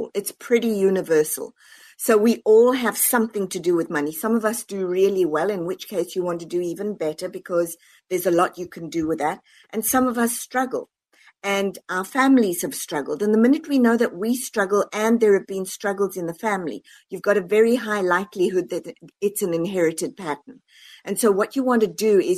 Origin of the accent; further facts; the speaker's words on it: South Africa; now in United States; born and raised in South Africa, moved over to the US.